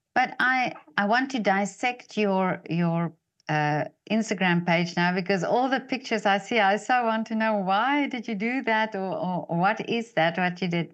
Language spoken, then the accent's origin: English; South Africa; I'm from South Africa